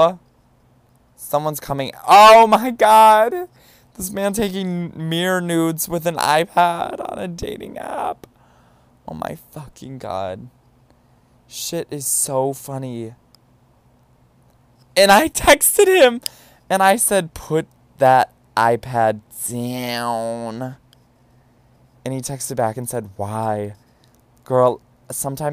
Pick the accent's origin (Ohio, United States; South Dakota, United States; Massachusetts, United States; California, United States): Ohio, United States; now in New York, United States; I'm from Ohio.